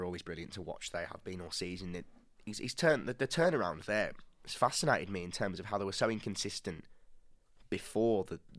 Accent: West Midlands, United Kingdom; Hensford are our local club for anyone not from the West Midlands.

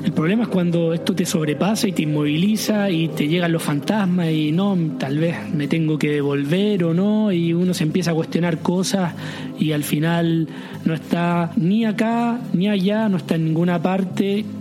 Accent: Chile; moved away as an adult; now in Paris, France; ser eh, chileno, de venir de fin del mundo

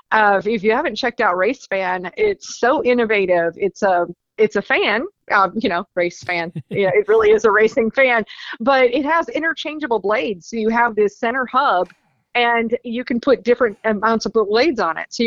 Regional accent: Rutherfordton, North Carolina, United States; I mean, that's my hometown track up here in Rutherfordton, North Carolina.

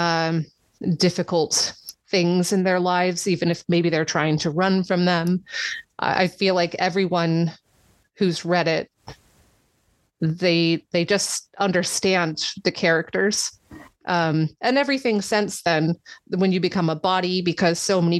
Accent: United States; now in England; I'm from America

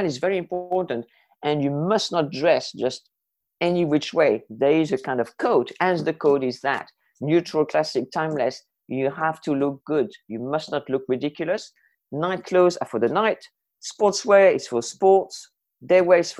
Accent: France; moved away as an adult; also born or lived in Jersey / Mexico; I was born in France, grew up in France, and I arrived in Jersey when I was 20 and a half.

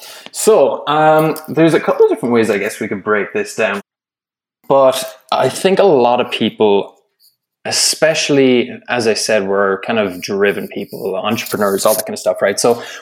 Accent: Ireland; moved away as an adult; now in Canada; But I'm originally from Ireland, and I'm living over here in Canada. And I think, as you said there in the intro, I've been here since 2016

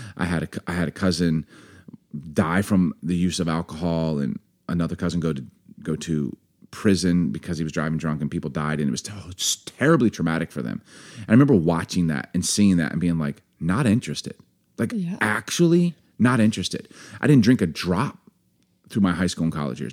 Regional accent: United States; also born or lived in Baltimore / Chicago; growing up in Baltimore, Chicago, I got a big family

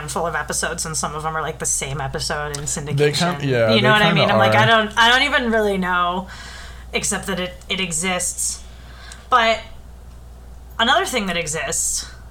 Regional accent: United States; also born or lived in United Kingdom; as an American

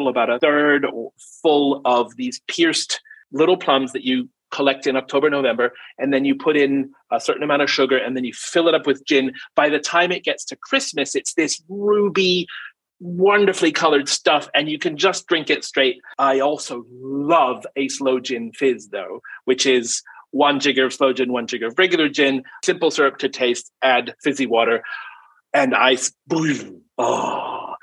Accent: New Zealand; I grew up in New Zealand

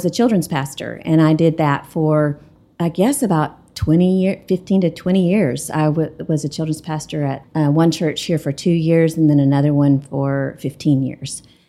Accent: Lubbock, Texas, United States; moved away as an adult; now in Amarillo, United States; we both grew up in Lubbock.

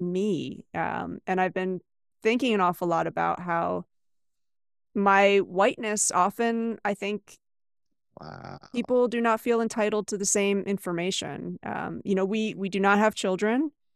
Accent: United States; moved away as an adult; also born or lived in China; I am originally from the US, but I've lived and taught in eight different countries

